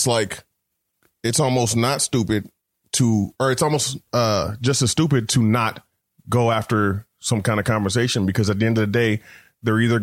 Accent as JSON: {"language": "English", "country": "Canada", "said": "I'm from Canada"}